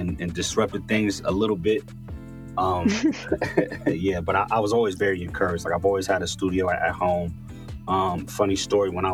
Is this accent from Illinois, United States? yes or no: no; Los Angeles, California, United States; born and raised in the San Fernando Valley. 818